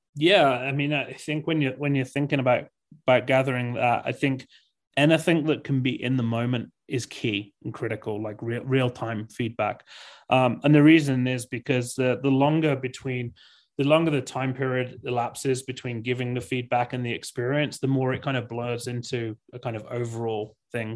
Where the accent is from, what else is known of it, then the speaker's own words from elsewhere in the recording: England, United Kingdom; moved away as an adult; now in Park City, United States; grew up in England, uh, for thirty, thirty-two years, and then, yeah, moved to the U S about six years ago